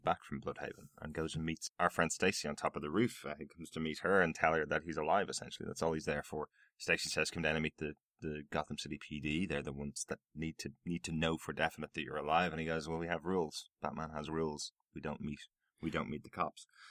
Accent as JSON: {"language": "English", "country": "Ireland", "said": "I'm Irish"}